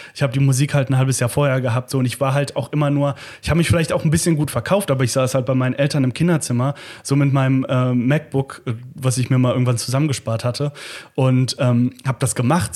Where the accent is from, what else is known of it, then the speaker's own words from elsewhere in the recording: Langenfeld, North Rhine-Westphalia, Germany; moved away as an adult; ich komme ja aus Langfeld, das ist ja Melle 2 quasi.